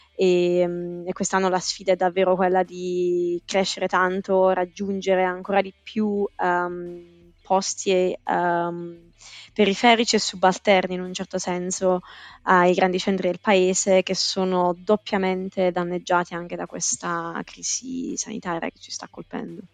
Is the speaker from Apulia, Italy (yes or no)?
yes; Apulia, Italy; moved away as an adult; now in London, United Kingdom; sono pugliese di nascita ma londinese d'adozione